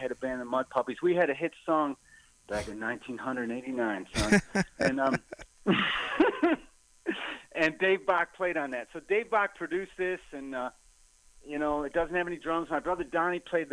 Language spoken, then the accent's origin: English; Detroit, Michigan, United States; moved away; I grew up in Detroit as a kid